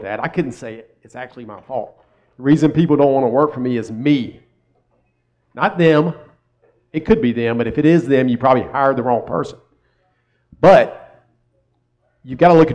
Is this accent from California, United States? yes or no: no; Columbia, South Carolina, United States; also born or lived in Myrtle Beach, South Carolina; I'm from South Carolina